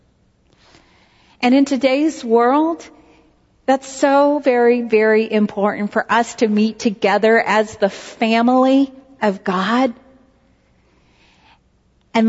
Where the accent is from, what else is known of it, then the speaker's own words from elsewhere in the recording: Knoxville, Tennessee, United States; when I was growing up in Knoxville, Tennessee